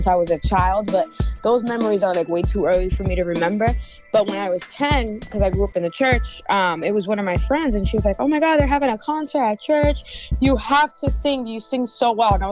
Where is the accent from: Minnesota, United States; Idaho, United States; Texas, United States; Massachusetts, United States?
Massachusetts, United States; Lawrence; Born and raised in Lawrence, Massachusetts.